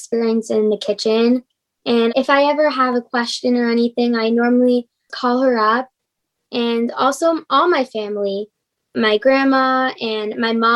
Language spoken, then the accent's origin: English; Los Angeles, California, United States; also born or lived in Toronto, Canada; I grew up